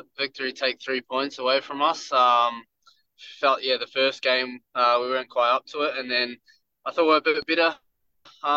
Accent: Wellington, New Zealand; I love playing in Wellington. It's my hometown.

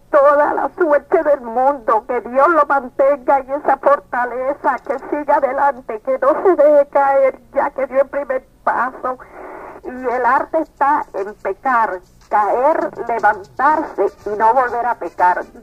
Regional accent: Puerto Rico; yo soy puertorriqueña

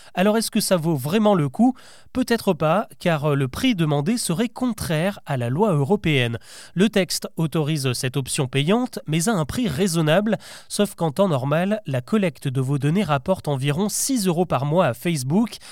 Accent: France; Chez nous, en France

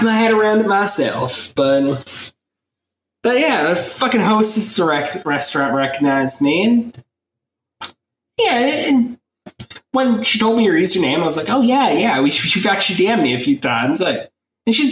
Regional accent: New York, United States; I'm from New York

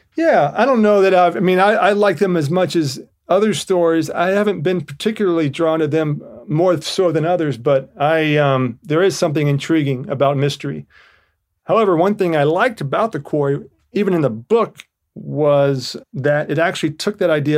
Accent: Georgia, United States; I'm from Georgia

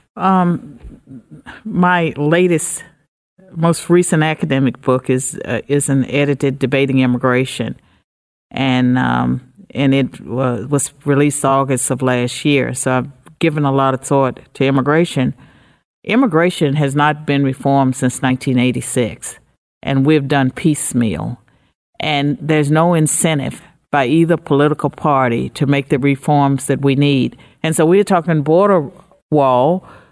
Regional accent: United States; I'm an American

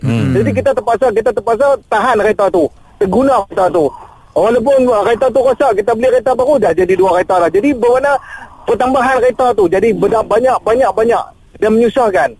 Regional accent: Kedah, Malaysia; saya daripada Kedah

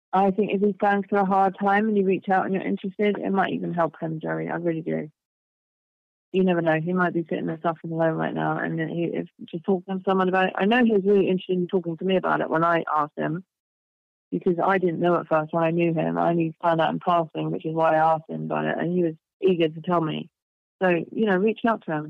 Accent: England, United Kingdom; I grew up in England

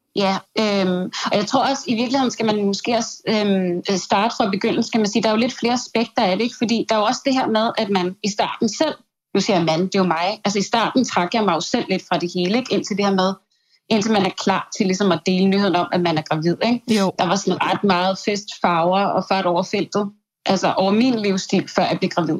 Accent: Sweden; vi også har derhjemme i Sverige

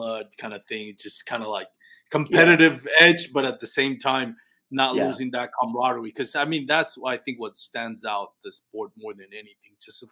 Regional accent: Puerto Rico; now in Texas, United States; I'm an adopted Texan. I'm a Texan Puerto Rican.

